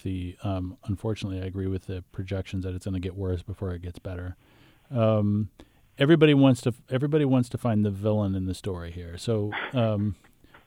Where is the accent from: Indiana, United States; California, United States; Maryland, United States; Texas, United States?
Texas, United States; I grew up in Texas and I was around the oil business a bit